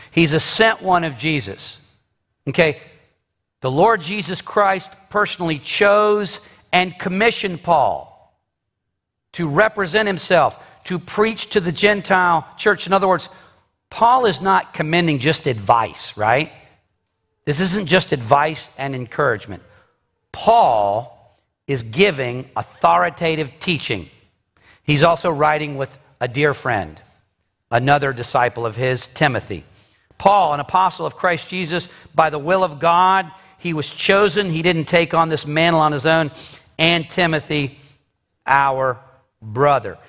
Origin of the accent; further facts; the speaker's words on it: United States; I am an American citizen